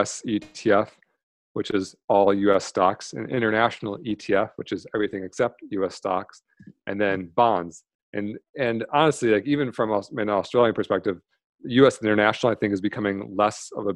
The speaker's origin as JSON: {"language": "English", "region": "Michigan", "country": "United States", "tie": "born or raised there", "moved": "yes", "lives_now": "San Diego, United States", "said": "I grew up in Michigan, now I'm in San Diego."}